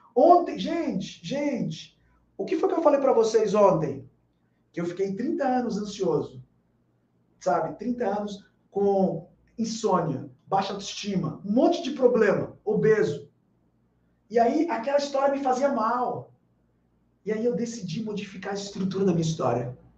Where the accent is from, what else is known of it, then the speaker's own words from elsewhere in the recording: Bahia, Brazil; morando em Salvador, sendo baiano